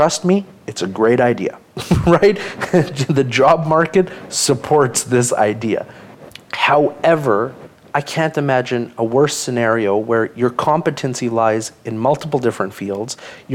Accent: Winnipeg, Manitoba, Canada; Born in Winnipeg, the only of my siblings, so we got five siblings, I'm the youngest, and I was the first one that was born in Canada. So I'm a Canadian-born 1993 model, and when I was growing up here

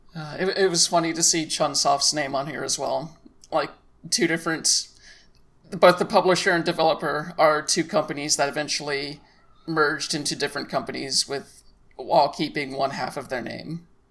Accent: United States; as a American player

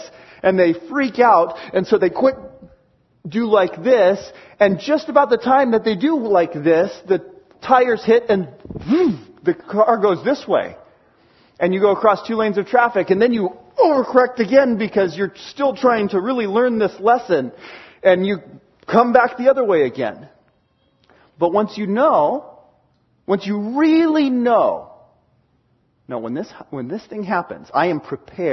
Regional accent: Seattle, Washington, United States; moved away; I grew up in Washington and learned to drive in Washington in the Seattle area

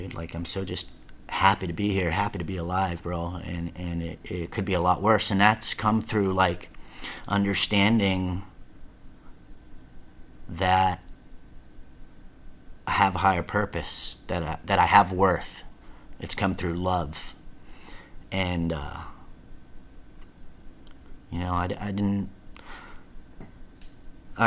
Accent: Garden Grove, California, United States; moved away; also born or lived in Lake Havasu, Arizona; I'm from Orange County.

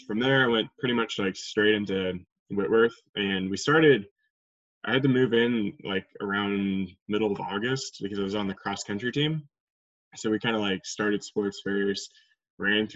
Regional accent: Wenatchee, Washington, United States; also born or lived in Seattle, Washington; now in Spokane, United States; I grew up in Wenatchee, I guess that's the point of this podcast, but I grew up in Wenatchee. I was born in Seattle area and then moved over here when I was 3.

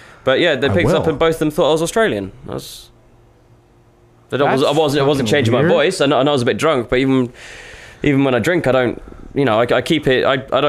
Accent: England, United Kingdom; accent: English; the same accent you tried to do as my English one.

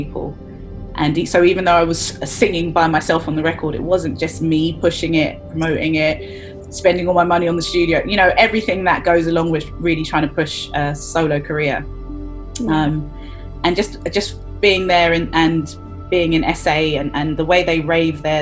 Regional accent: London, United Kingdom; I am a girl from Brixton in South London

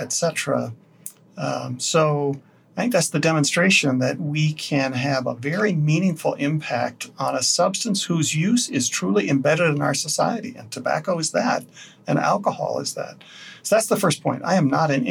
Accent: Wyoming, United States; now in Colorado, United States; my home state of Wyoming

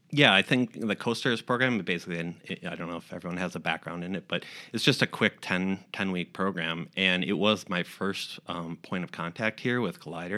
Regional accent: Austin, Minnesota, United States; moved away as an adult; also born or lived in Omaha; now in Rochester, United States; we're originally from Austin, Minnesota

